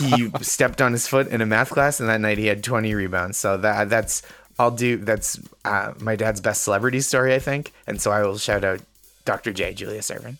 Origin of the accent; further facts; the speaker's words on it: North Shore of Massachusetts, United States; I'm from the North Shore of Massachusetts